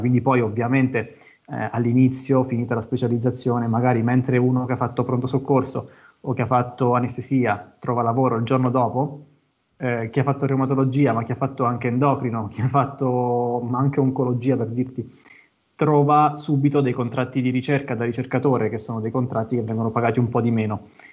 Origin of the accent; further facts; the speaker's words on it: Abruzzo, Italy; vicino a casa mia, che sono abruzzese, a Ortona